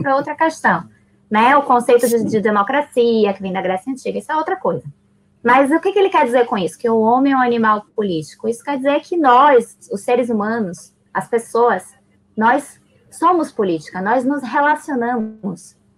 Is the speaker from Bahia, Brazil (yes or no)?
yes; Salvador, Bahia, Brazil; also born or lived in Buenos Aires, Argentina; eu nasci em Buenos Aires, cresci em Salvador e eu levo comigo duas culturas muito ricas